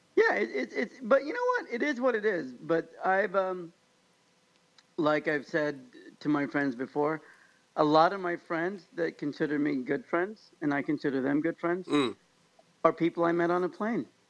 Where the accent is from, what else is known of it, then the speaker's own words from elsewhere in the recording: Kansas, United States; now in California, United States; I grew up in Kansas where you do say hi to everybody on the sidewalk